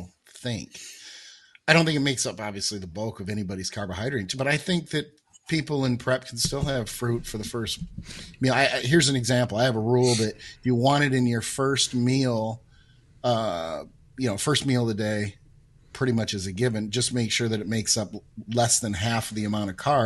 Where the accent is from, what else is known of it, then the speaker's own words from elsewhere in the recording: Michigan, United States; I'm from Michigan